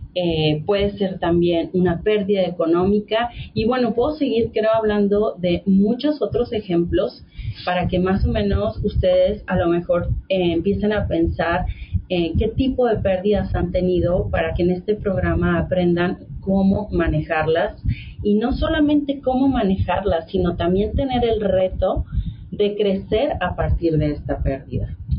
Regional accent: Mexico; todos somos mexicanos

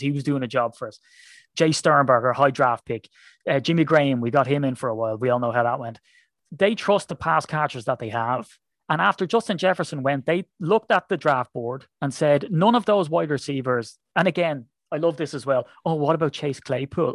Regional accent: Ireland; I'm an Irishman

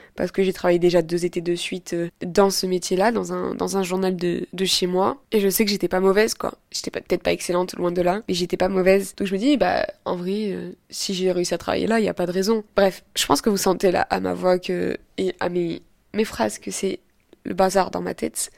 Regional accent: Avignon, Provence-Alpes-Côte d'Azur, France; moved away as an adult; now in Nice, France; Je viens d'Avignon à l'origine, donc je suis pas partie euh, très loin.

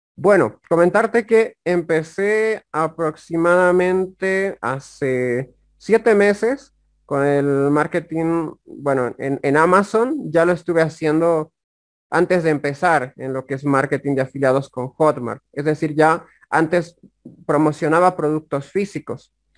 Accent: La Paz, Bolivia; Soy del país de Bolivia. Soy del Departamento de La Paz

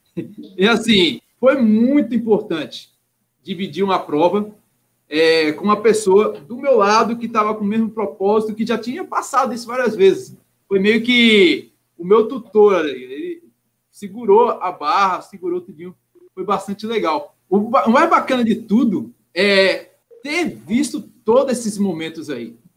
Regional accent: Minas Gerais, Brazil; now in Rio de Janeiro, Brazil; cruzeirense que sou, mineiro, sou mineiro

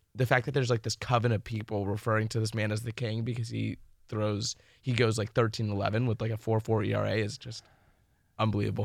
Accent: Florida, United States; I'm from Florida

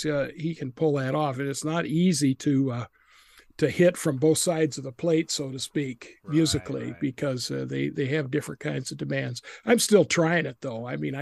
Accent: Idaho, United States; moved away as an adult; also born or lived in Texas; now in Wisconsin, United States; I'm from Idaho.

